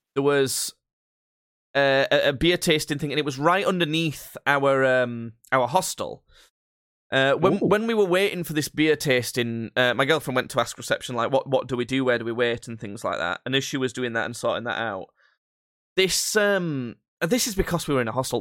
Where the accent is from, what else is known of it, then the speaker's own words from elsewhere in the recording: Yorkshire and the Humber, United Kingdom; we're from Yorkshire